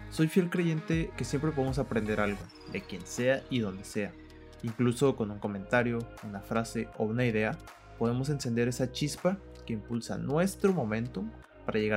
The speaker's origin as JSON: {"language": "Spanish", "region": "Sinaloa", "country": "Mexico", "lives_now": "Guadalajara, Mexico", "said": "te comenté, soy de Sinaloa, pero pues, estoy aquí en Guadalajara."}